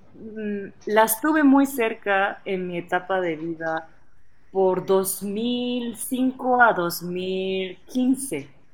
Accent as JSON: {"language": "Spanish", "region": "Osaka", "country": "Japan", "tie": "born or raised there", "also_born_or_lived": "Puebla, Mexico", "second_language": "Spanish", "moved": "yes", "lives_now": "Mexico City, Mexico", "said": "yo soy originaria de la ciudad Osaka, que está en parte oeste"}